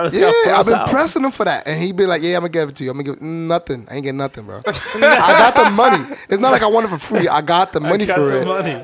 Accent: New York City, New York, United States; So I'm from the Bronx

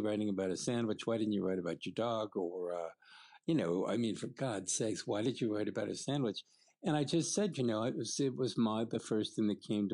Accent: Connecticut, United States; moved away; also born or lived in London; I grew up in the suburbs of Connecticut outside New York City.

